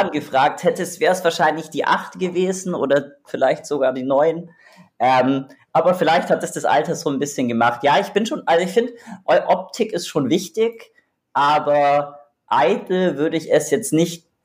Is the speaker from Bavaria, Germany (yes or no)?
yes; Augsburg, Bavaria, Germany; born there; moved away as an adult; tatsächlich, also ich bin in Augsburg geboren, beziehungsweise im Augsburg-Umland.